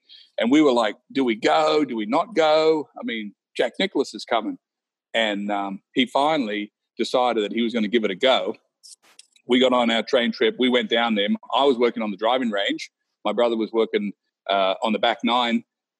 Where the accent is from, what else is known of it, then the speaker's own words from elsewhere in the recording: Wagga Wagga, New South Wales, Australia; moved away; So when I was a young fella growing up in Wagga Wagga